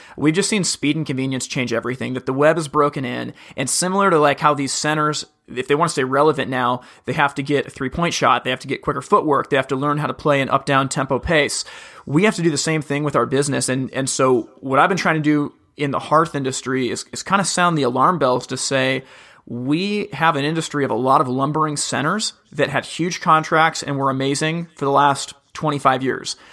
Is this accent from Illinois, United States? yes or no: no; Corvallis, Oregon, United States; From a little town called Corvallis, Oregon